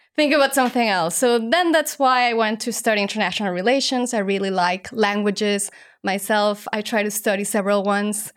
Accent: Mexico; moved away as an adult; now in Hong Kong; I'm originally from Mexico, only child, and I grew up as a ballerina

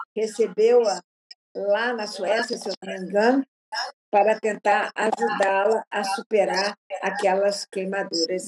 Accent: Rio de Janeiro, Brazil; moved away; also born or lived in England / Brasília; Rio de Janeiro, minha terra, meu berço.

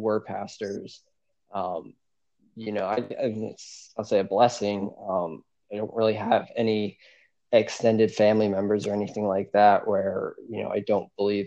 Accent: New Jersey, United States; I grew up in New Jersey in a very multicultural area

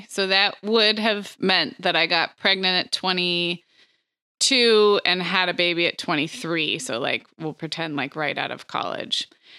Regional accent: California, United States; And growing up in California, I knew what a great reputation it had for typical 4-year degree programs.

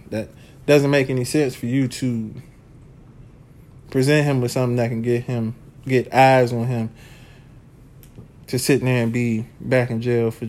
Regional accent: United States; I'm from Washington

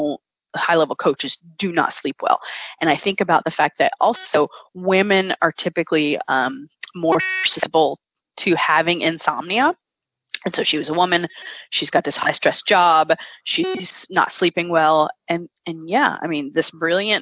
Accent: the South, United States; also born or lived in upstate New York; now in New York, United States; I grew up in the South

